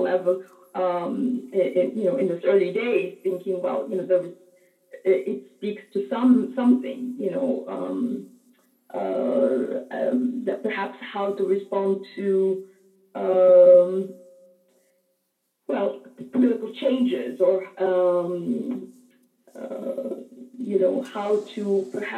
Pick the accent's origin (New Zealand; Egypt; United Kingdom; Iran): Egypt; Cairo, Cairo Governorate; at the American University in Cairo, where I grew up.